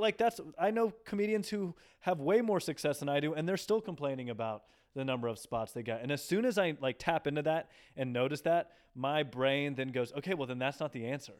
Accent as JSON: {"language": "English", "town": "Nashville", "region": "Tennessee", "country": "United States", "also_born_or_lived": "Dallas", "moved": "yes", "lives_now": "New York, United States", "said": "I'm from Nashville"}